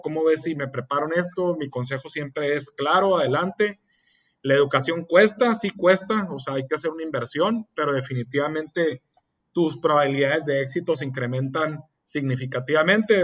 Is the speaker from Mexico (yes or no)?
yes; Mexicali, Baja California, Mexico; soy originario de Mexicali, Oja, California, soy orgullosamente cachanilla